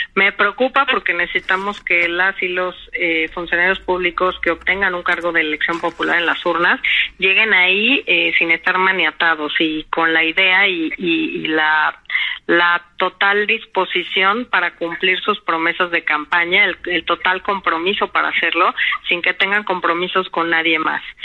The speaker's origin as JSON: {"language": "Spanish", "country": "Mexico", "said": "como mexicanos"}